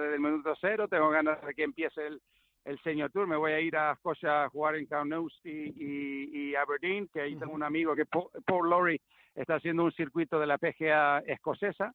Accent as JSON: {"language": "Spanish", "area": "Gran Canaria", "region": "Canary Islands", "country": "Spain", "tie": "born or raised there", "accent": "Canarian", "said": "nací en Gran Canaria, en el 67. Entonces tengo una mezcla ahí rara, pero sinceramente es una mezcla sueca-inglesa, e pero pero me siento español, he vivido toda mi vida aquí"}